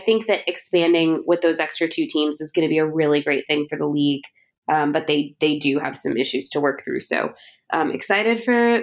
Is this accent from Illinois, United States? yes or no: yes; Chicago, Illinois, United States; I grew up in Chicago in the era of the 90s Bulls. So Michael Jordan is a huge part of my childhood